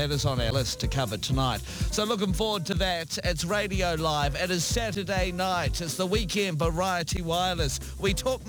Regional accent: Gore, Southland, New Zealand; I grew up in Gore.

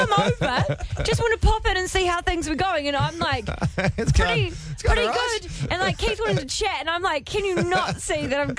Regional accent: Canterbury, New Zealand; we're bred hard down in Canterbury, mate.

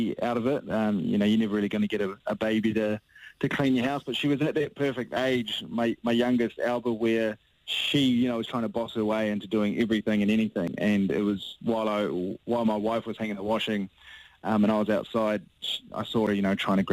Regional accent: New Zealand; as a Kiwi

